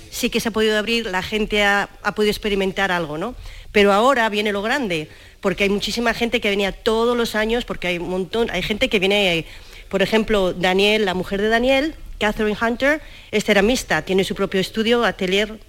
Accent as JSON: {"language": "Spanish", "country": "Spain", "moved": "yes", "lives_now": "Andalusia, Spain", "said": "yo soy española"}